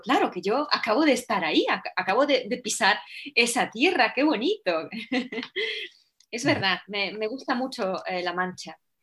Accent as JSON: {"language": "Spanish", "country": "Poland", "second_language": "Spanish", "moved": "yes", "said": "siendo yo polaca"}